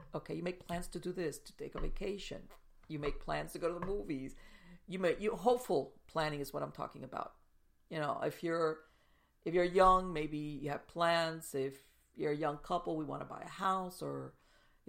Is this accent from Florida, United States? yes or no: yes; South Florida, United States; I grew up in South Florida